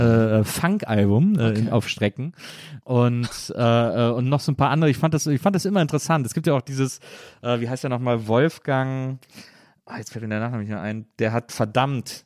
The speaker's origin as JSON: {"language": "German", "town": "Cologne", "region": "North Rhine-Westphalia", "country": "Germany", "also_born_or_lived": "Munich / Hamburg", "moved": "as an adult", "lives_now": "Berlin, Germany", "said": "ich komme ja aus Köln, so aus dem Rheinland"}